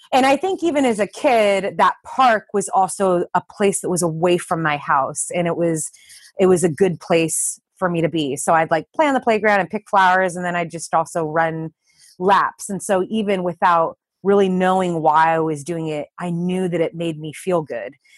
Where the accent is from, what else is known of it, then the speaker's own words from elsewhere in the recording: Southern California, United States; we're both from Southern California